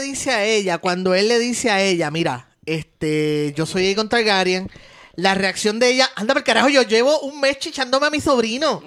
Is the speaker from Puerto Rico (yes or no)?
yes; Puerto Rico; Estos somos boricuas